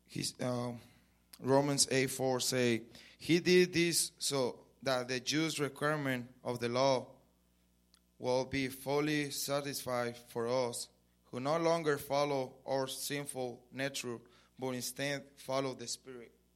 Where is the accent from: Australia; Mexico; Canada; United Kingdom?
Mexico; English is a second language; moved away as an adult; now in Lubbock, United States; I was born in Mexico, so I grew up in Mexico. I come here five years ago